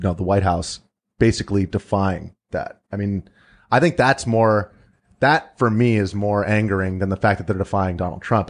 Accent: United States; we're all American

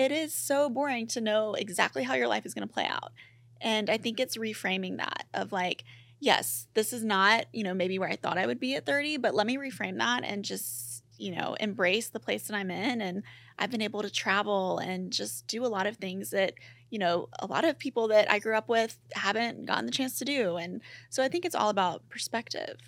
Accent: Mississippi, United States; moved away; I grew up in Mississippi

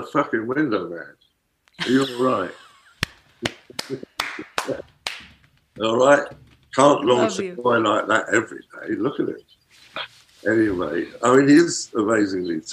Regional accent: London, United Kingdom; moved away as an adult; now in New York, United States; I am from London, but I'm not really anymore. I've lived in New York or around New York for over 30 years. But I am still an Englishman in many ways.

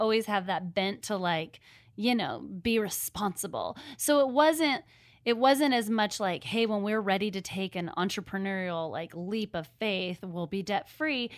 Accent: Seattle, Washington, United States; moved away as an adult; now in Nashville, United States; I'm from Seattle. We are living in Nashville

